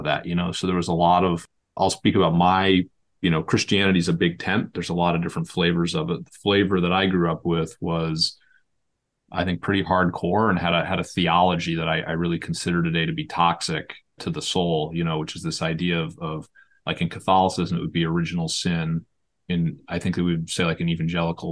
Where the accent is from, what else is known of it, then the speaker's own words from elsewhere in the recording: Massachusetts, United States; also born or lived in Illinois; we moved out here when I was 8